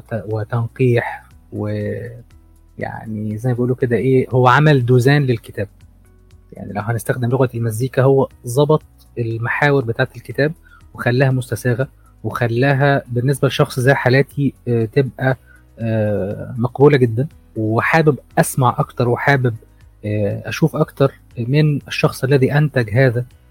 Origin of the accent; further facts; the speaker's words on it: Egypt; عندنا في مصر